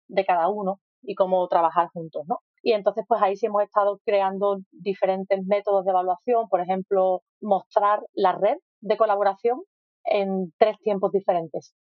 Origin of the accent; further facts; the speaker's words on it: Spain; moved away; Yo soy de España